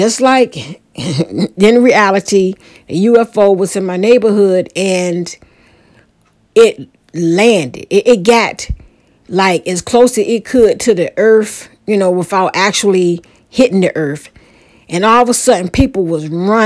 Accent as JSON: {"language": "English", "town": "Portsmouth", "region": "Virginia", "country": "United States", "tie": "born or raised there", "said": "my old neighborhood that I grew up in Portsmouth, Virginia, in a neighborhood called Mount Hermon"}